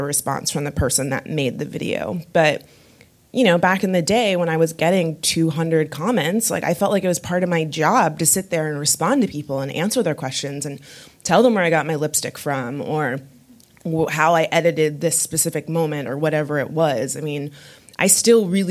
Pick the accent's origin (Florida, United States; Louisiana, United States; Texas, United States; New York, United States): Florida, United States; West Palm Beach; also born or lived in Miami, Florida; growing up in West Palm Beach, Florida